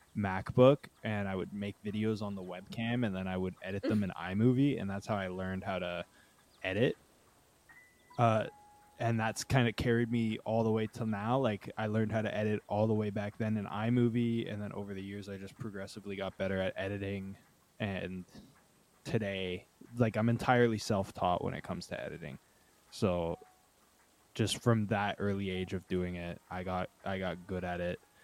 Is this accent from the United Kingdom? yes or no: no; Uxbridge, Ontario, Canada; now in Toronto, Canada; I'm from a small town outside of Toronto called Uxbridge